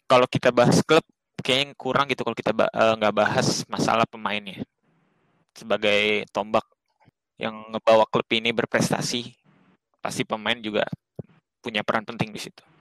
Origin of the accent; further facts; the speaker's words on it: Jakarta, Indonesia; also born or lived in Bekasi; gue nggak nonton gue masih gede di Jakarta cuma gue nggak